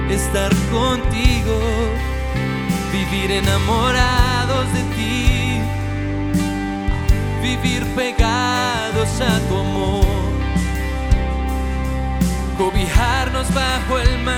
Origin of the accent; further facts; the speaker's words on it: Colombia; Como colombianos venimos a decirte